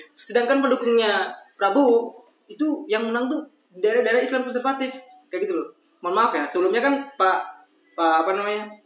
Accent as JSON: {"language": "Indonesian", "area": "NTT", "region": "East Nusa Tenggara", "country": "Indonesia", "said": "aku orang NTT"}